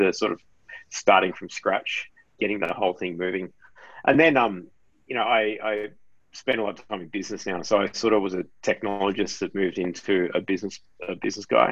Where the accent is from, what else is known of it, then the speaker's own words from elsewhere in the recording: Sydney, New South Wales, Australia; I'm from New South Wales. I grew up in Casula in southwest Sydney, not far from where you guys are right now